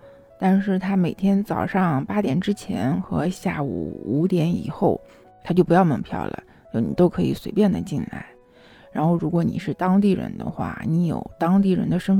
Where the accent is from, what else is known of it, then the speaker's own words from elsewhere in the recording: China; 那我们中国人就有一个特色嘛，就是有钱了干啥？盖房子。